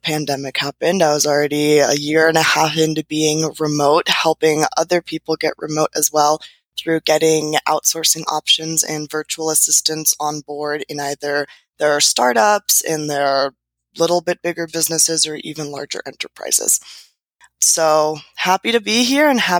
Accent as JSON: {"language": "English", "town": "San Diego", "region": "California", "country": "United States", "tie": "born or raised there", "also_born_or_lived": "Peru / South America / Europe", "moved": "as an adult", "lives_now": "Mexico", "said": "I was born in California, in San Diego to be specific, however, to an Austrian mom and a Peruvian dad"}